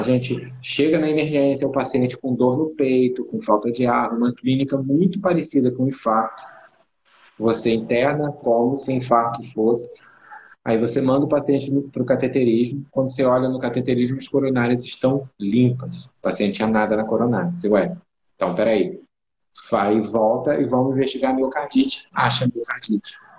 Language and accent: Portuguese; Rio de Janeiro, Brazil; eu sou do Rio de Janeiro e eu atendo presencialmente é, no Rio e em São Paulo